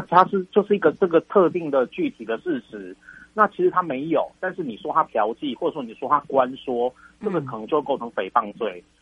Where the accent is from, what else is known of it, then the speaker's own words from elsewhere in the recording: Taiwan; 我们台湾人， 台湾的国民